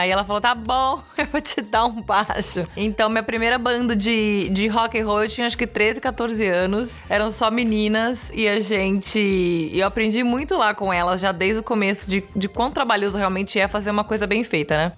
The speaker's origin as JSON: {"language": "Portuguese", "region": "São Paulo", "country": "Brazil", "moved": "as an adult", "lives_now": "Los Angeles, United States", "said": "Sou de São Paulo, capital."}